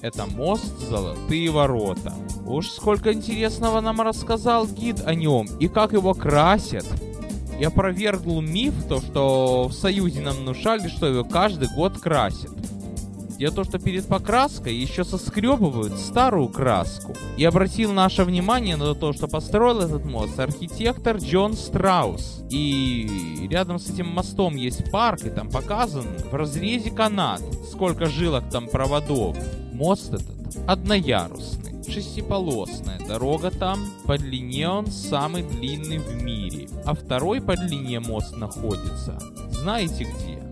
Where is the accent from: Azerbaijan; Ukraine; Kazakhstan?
Ukraine; Odesa, Odesa Oblast; now in San Francisco, United States; мой родной город